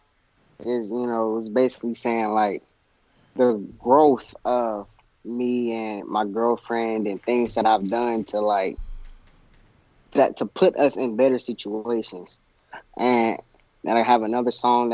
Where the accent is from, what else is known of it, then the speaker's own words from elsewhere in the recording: Kansas City, Missouri, United States; I'm coming out from Missouri, Kansas City, Missouri